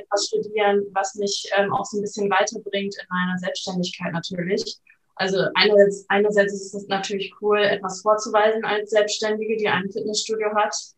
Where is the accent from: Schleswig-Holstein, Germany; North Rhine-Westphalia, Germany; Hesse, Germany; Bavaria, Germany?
Schleswig-Holstein, Germany; Flensburg; ich komme aus Flensburg, bin 28 Jahre alt